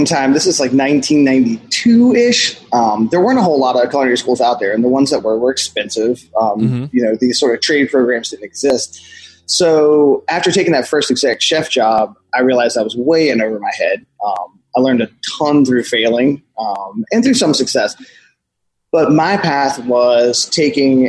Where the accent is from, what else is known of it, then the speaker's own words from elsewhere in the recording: Pulaski County, Southwestern Virginia, United States; I grew up in Southwestern Virginia, a really super rural town. I'm in my mid 40s. So I grew up in Pulaski County in the 70s and early 80s